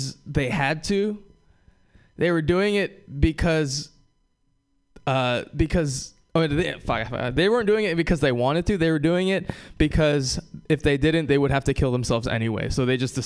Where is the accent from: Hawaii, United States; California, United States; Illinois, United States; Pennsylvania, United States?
Hawaii, United States; moved away; I'm from Hawaii